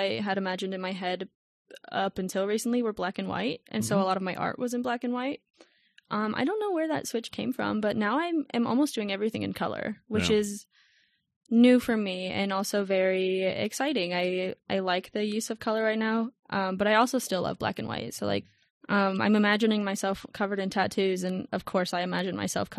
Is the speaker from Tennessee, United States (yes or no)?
no; Tucson, Arizona, United States; It is a dry heat here. I'm a Tucson native. I'm used to it, but I'm so over it.